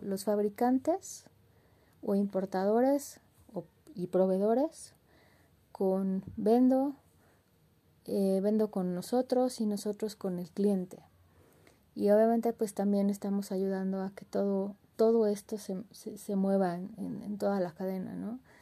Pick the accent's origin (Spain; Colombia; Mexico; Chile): Mexico; nos unen como mexicanos